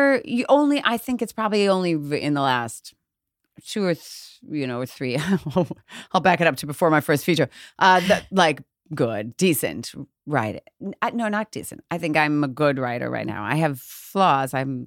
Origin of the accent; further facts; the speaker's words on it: Chicago, Illinois, United States; So Chicago, or outside of Chicago.